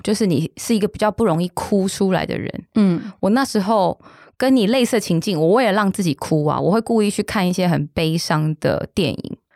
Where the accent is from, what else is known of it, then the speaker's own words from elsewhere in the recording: Taiwan; 我们小时候在眷村长大嘛